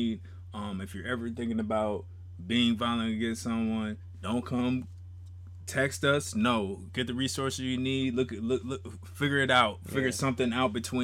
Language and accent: English; Littleton, Colorado, United States; I'm from Littleton, Colorado.